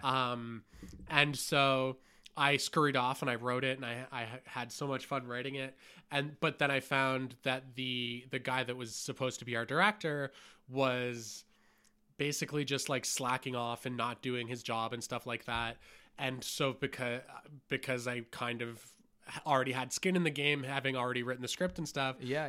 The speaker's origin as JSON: {"language": "English", "town": "Hamilton", "region": "Ontario", "country": "Canada", "tie": "born or raised there", "said": "And I grew up in Hamilton with a dad who was like a forklift driver."}